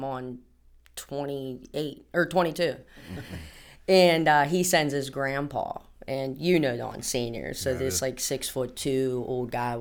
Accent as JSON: {"language": "English", "town": "Penn Hills", "region": "Pennsylvania", "country": "United States", "tie": "born or raised there", "also_born_or_lived": "North Bessemer", "said": "Born and raised in Penn Hills. I'm actually from North Bessemer"}